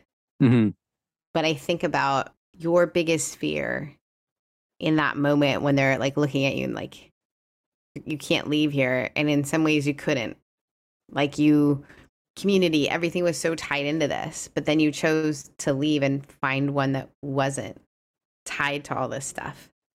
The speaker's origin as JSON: {"language": "English", "country": "Canada", "tie": "born or raised there", "said": "I couldn't talk about my faith in a lot of public spaces growing up in Canada"}